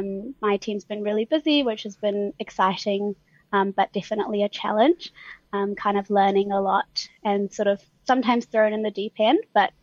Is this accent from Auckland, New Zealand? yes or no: yes; Auckland, New Zealand; born there; also born or lived in Delhi, India; So they got married in India and then decided that they wanted to live in Auckland, and which is when I was born. And then they decided they wanted to move back when I was about one. So I lived